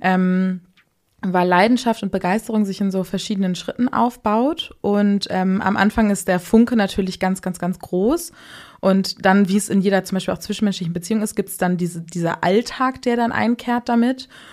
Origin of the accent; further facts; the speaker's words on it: Hamburg, Germany; Bin gebürtige Hamburgerin, 27 Jahre alt.